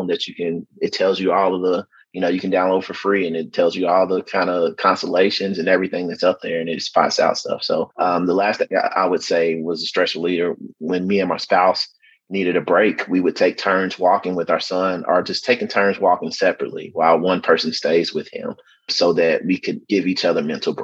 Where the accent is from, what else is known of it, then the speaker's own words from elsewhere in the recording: Louisville, Kentucky, United States; I grew up in Louisville, obviously, so very, very busy, not country or rural at all